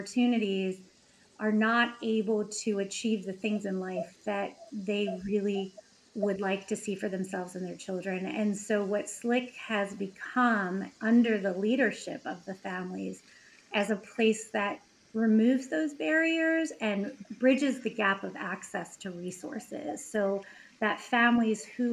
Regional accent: Baltimore, Maryland, United States; I grew up in Baltimore City. I went to Baltimore City public schools

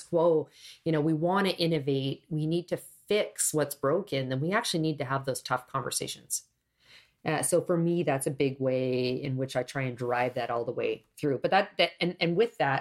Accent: Canada; I was born in Canada

